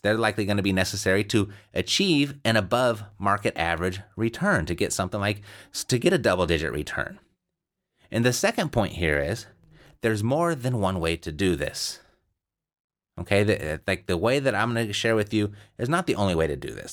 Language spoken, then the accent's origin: English; Southern California, United States; I'm from Southern California